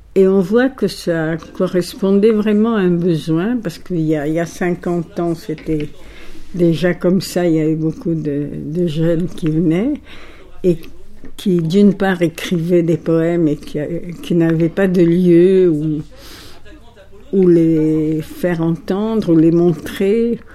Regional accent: Alexandria, Alexandria Governorate, Egypt; first language Italian; French is a second language; moved away as an adult; also born or lived in Paris; je suis donc née à Alexandrie en 1932. Mes parents étaient grecs. Ils parlaient l'italien. Notre langue maternelle a été l'italien

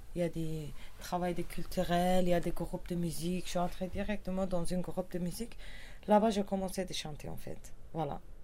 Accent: Kurdistan, Turkey; French is a second language; moved away; je viens du cœur de Kurdistan, Havan

